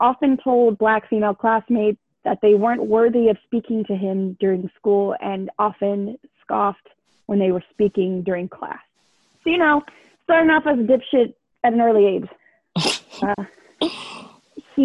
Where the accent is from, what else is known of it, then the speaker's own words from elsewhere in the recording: Bay Area, California, United States; I'm from the Bay Area in California